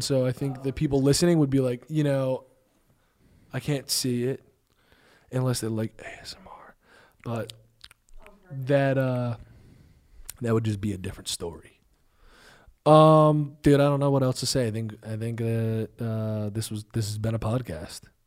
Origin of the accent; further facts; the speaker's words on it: New Jersey, United States; I'm from Jersey